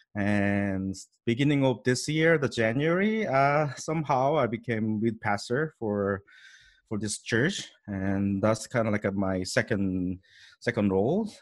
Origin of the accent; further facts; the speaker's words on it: South Korea; English is a second language; moved away as an adult; now in Canada; I was born in Korea, grew up in Korea about like a twenty-eight year, so sure, it's South Korea, not North Korea